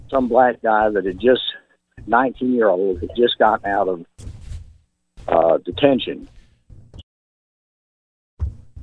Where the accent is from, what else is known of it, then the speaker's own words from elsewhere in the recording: Memphis, Tennessee, United States; I grew up in Whitehaven